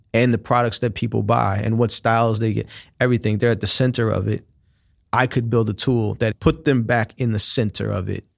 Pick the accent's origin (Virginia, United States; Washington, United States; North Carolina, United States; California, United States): California, United States; Oakland; moved away as an adult; also born or lived in China / Miami; I'm from here, I'm from Oakland.